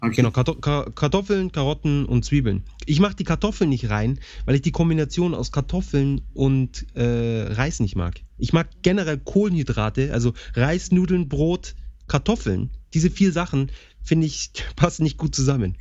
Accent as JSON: {"language": "German", "region": "Bavaria", "country": "Germany", "said": "wie man sie bei uns in Bayern nennt, Krapfen."}